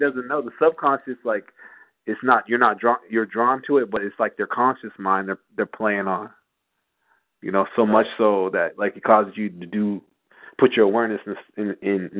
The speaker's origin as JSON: {"language": "English", "town": "San Jose", "region": "California", "country": "United States", "tie": "born or raised there", "moved": "as an adult", "lives_now": "Oakland, United States", "said": "I grew up in San Jose, which is like south, the largest city in the Bay Area, California"}